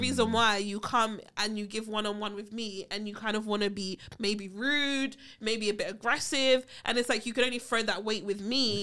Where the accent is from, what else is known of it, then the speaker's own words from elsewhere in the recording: United Kingdom; I'm British